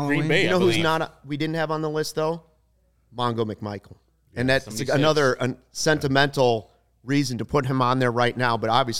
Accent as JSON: {"language": "English", "town": "Arlington Heights", "region": "Illinois", "country": "United States", "tie": "born or raised there", "said": "Go to Arlington Heights, my hometown"}